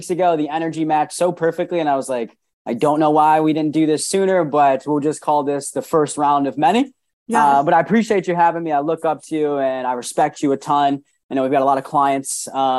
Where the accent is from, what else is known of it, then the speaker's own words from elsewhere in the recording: Rochester, New York, United States; moved away as an adult; also born or lived in Maryland; I'm originally from New York, Rochester, New York. Moved 6 hours away to Maryland to go to college